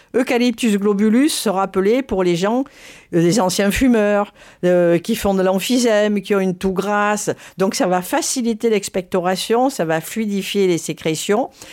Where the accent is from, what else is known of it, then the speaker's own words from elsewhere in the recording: Provence-Alpes-Côte d'Azur, France; j'ai grandi dans les Hautes-Alpes